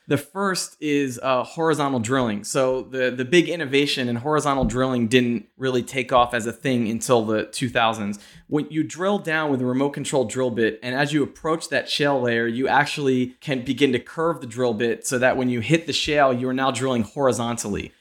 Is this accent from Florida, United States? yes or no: no; Pennsylvania, United States; moved away; I'm from Pennsylvania